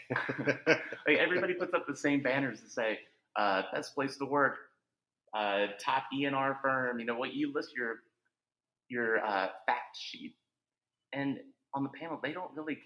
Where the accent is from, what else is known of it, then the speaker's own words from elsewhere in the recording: Northern Virginia, United States; I grew up in Northern Virginia, where we understand traffic